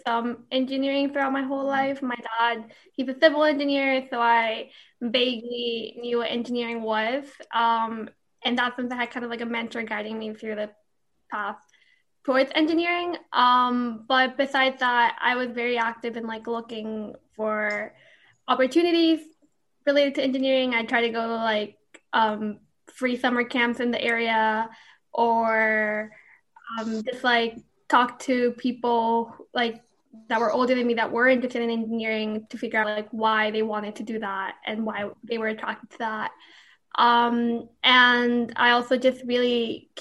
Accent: Bayamón, Puerto Rico; I was born and raised in Bayamón, Puerto Rico

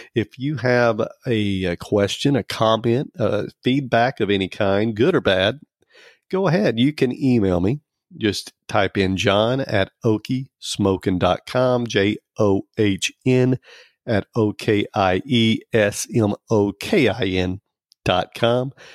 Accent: Oklahoma, United States; I'm from Oklahoma. And, um, I'm an Okie

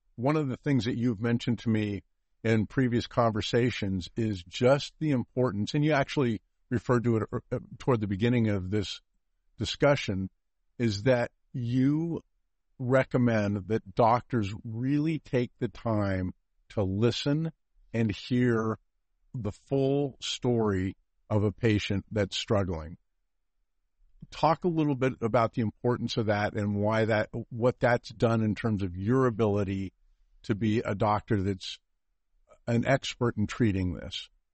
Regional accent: California, United States; I grew up in California

